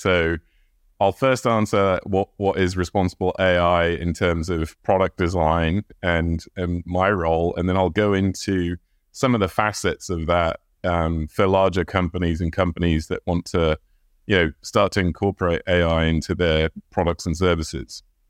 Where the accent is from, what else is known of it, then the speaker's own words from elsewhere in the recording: England, United Kingdom; Well, I grew up in England. I am the son of an American Air Force man who lived in England at the time. And we got moved all over the country, all over the world.